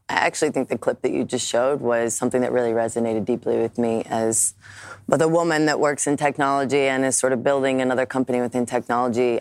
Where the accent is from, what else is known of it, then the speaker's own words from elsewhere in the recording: United States; I'm an American